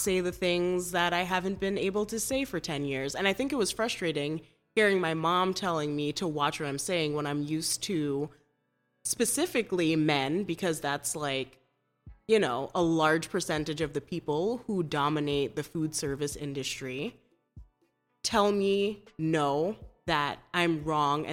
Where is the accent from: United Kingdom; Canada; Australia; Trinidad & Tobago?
Trinidad & Tobago; also born or lived in Burlington, Vermont; now in Chicago, United States; I'm from Trinidad and Tobago, small island off the coast of Venezuela